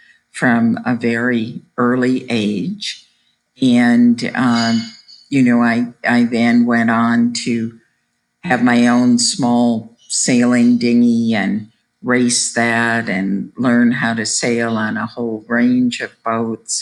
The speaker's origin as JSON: {"language": "English", "town": "Chicago", "region": "Illinois", "country": "United States", "tie": "born or raised there", "said": "I grew up in Chicago"}